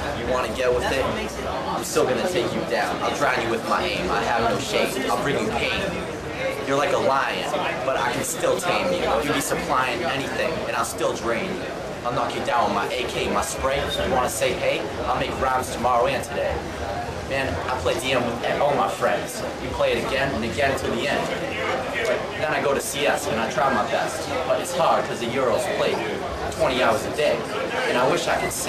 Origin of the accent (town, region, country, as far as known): Boston, Massachusetts, United States